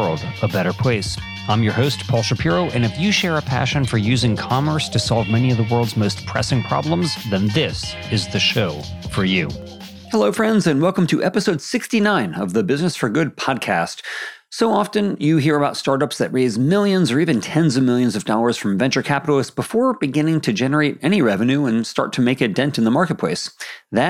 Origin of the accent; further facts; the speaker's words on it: Sacramento, California, United States; my hometown of Sacramento